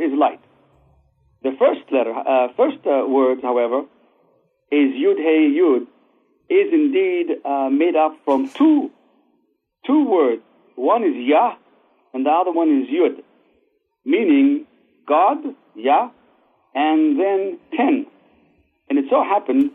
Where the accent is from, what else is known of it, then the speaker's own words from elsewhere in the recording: Israel; moved away as an adult; also born or lived in Baghdad, Iraq; now in United States; I grew up in Israel and went to, of course, the Israeli army and then to the Technion in Israel